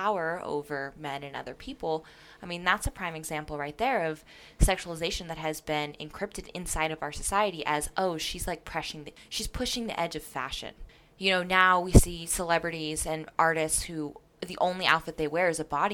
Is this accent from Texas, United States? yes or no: no; Las Vegas, Nevada, United States; moved away; growing up in Las Vegas